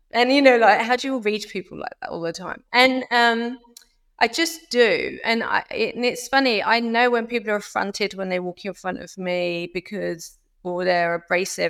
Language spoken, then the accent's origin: English; United Kingdom; moved away as an adult; now in Florida, United States; me being British